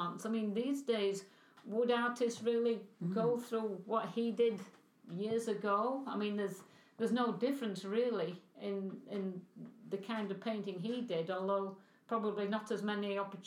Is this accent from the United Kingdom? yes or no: yes; England, United Kingdom; moved away; I was brought up in England